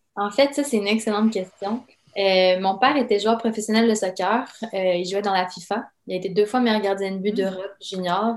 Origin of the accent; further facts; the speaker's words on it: Quebec City, Quebec, Canada; also born or lived in Yugoslavia; on a immigré évidemment euh, à Québec en raison d'une guerre civile qui a éclaté dans mon pays natal